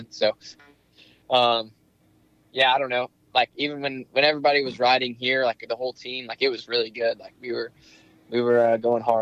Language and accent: English; Indiana, United States; also born or lived in Iowa; I was actually I was born